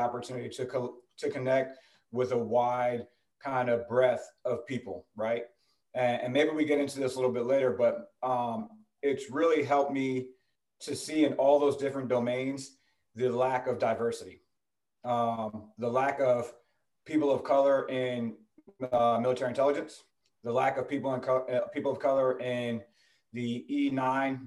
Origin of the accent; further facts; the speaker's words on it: New Jersey, United States; So I'm from New Jersey originally. Grew up in New Jersey.